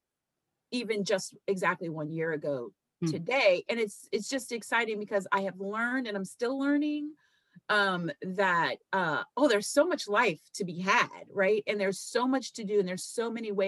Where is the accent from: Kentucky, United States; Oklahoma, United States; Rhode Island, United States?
Kentucky, United States; I grew up in Kentucky, okay, with hippies